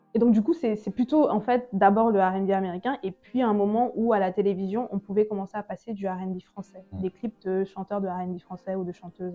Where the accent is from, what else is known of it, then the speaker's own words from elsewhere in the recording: Douala, Littoral, Cameroon; moved away; also born or lived in Paris; je suis née à Paris, mais j'ai grandi à Douala, au Cameroun